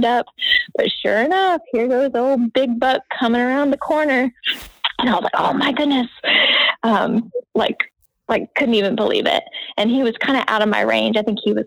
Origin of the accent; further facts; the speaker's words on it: South Carolina, United States; a club in South Carolina and it was kind of near my hometown